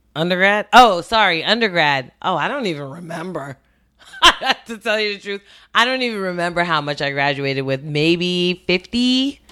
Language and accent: English; New York City, New York, United States; also born or lived in Westchester; spent most of my childhood in Brooklyn, um, grew up, um, in East New York